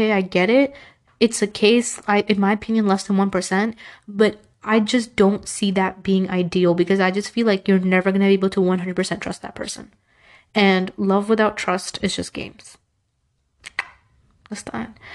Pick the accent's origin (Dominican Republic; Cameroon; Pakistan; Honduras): Pakistan; And it's not just like Pakistani culture. I'm Pakistani, but it's not just that.